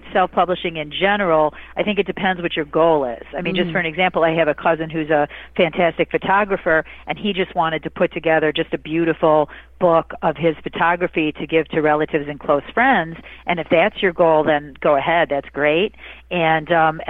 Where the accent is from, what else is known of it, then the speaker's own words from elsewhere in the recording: Michigan, United States; I'm from Michigan.